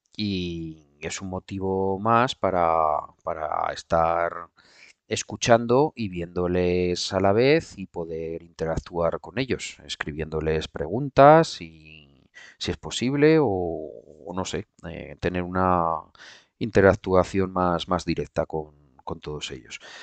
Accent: Aragon, Spain; como buen aragonés

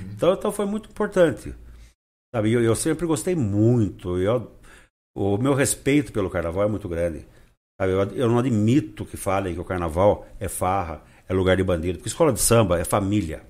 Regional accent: Rio Claro, São Paulo, Brazil; nasci em Rio Claro, adoro a minha cidade

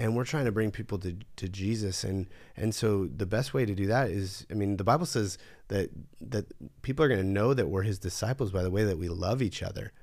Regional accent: California, United States; growing up in California

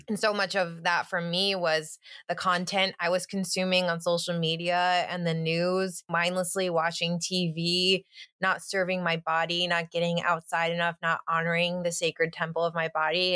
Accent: Finger Lakes, New York, United States; moved away as an adult; now in suburbs of New York City, United States; I grew up in the Finger Lakes of New York State

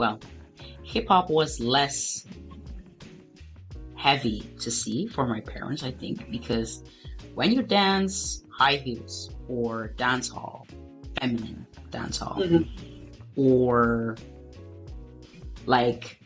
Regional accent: Angola; I'm from Angola

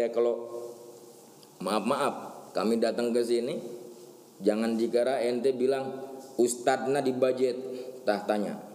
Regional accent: Banten, Indonesia; ini pernah kejadian ini di kampung kami pernah kejadian karena ngikutin tanggal kalian kalender. Lah biasa kan orang Banten mah kalau besok puasa malamnya itu syukuran riungan.

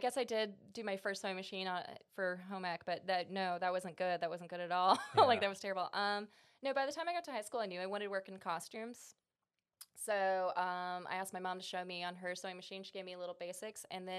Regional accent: Sumter, South Carolina, United States; My parents were in the Air Force, and my dad retired in Sumter, South Carolina, Shaw Air Force Base. Okay, so, nice. Yeah. But I moved around a bit in my 20s before coming back here.

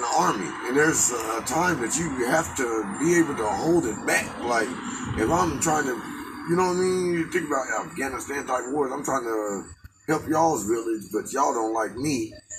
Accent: California, United States; I'm from Cali

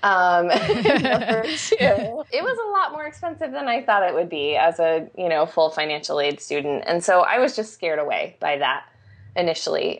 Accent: Arizona, United States; I grew up in Arizona and went to very traditional educational institutions

